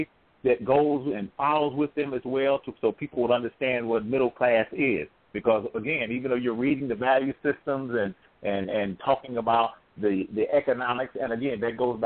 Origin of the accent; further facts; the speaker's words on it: St. Louis, Missouri, United States; I'm from the St. Louis area